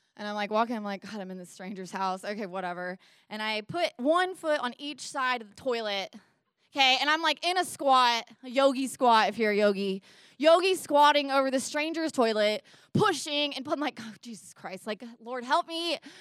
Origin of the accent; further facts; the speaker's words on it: Nashville, Tennessee, United States; We're in my hometown of Nashville, Tennessee